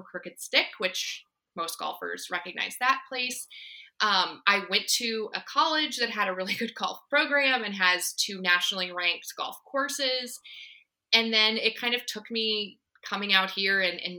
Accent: Indiana, United States; moved away as an adult; also born or lived in Alexandria, Virginia; now in Northern Virginia, United States; I was born in Alexandria, but I grew up in Indiana. We moved there when I was 5

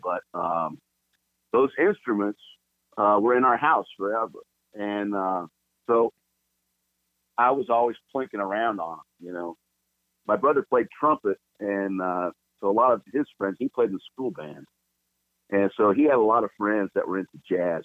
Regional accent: Los Angeles, California, United States; I was born in Los Angeles uh, proper, Los Angeles, California, really? and uh, both my parents were born there as well. And um, so I'm a native Californian

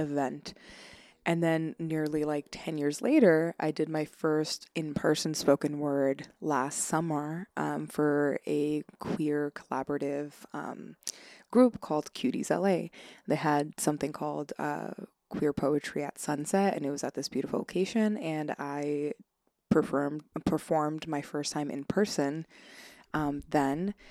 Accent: Long Island, New York, United States; born and raised, um, uh, in, on Long Island

